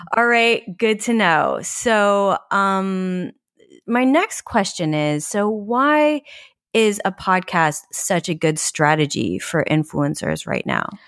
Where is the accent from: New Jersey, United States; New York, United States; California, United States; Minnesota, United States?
New York, United States; as a New Yorker